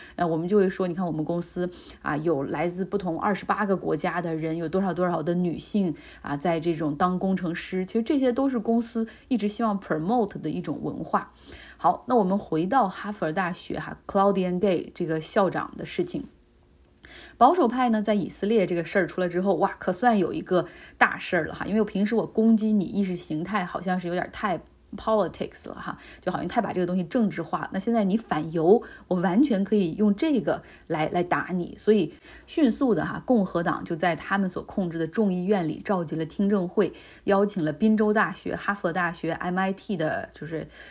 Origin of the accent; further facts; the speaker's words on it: Harbin, Heilongjiang, China; 我的家乡哈尔滨在这个冬天红了